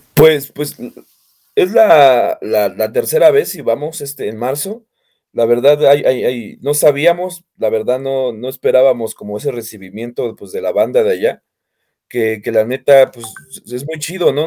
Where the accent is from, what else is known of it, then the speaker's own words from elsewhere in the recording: Naucalpan, State of Mexico, Mexico; nosotros nacimos aquí y de hecho seguimos viviendo aquí